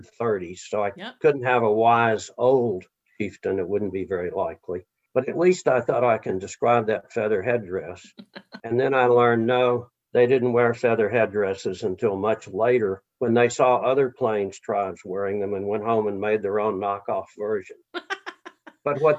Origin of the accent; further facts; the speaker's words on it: Texas, United States; moved away; also born or lived in Mexico / Louisiana; I was born and raised in Texas and Mexico and later Louisiana